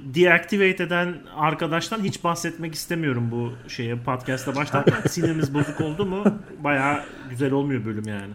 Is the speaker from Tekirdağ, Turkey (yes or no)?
no; İzmir, Turkey; moved away as an adult; also born or lived in Ankara; biz İzmir'de büyüdük